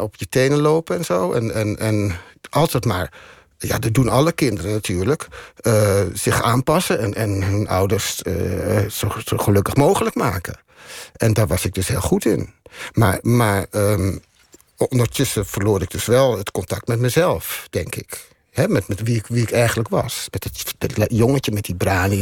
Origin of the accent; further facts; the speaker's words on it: Amsterdam, North Holland, Netherlands; moved away as an adult; now in Neerkant, Netherlands; wij komen uit Amsterdam.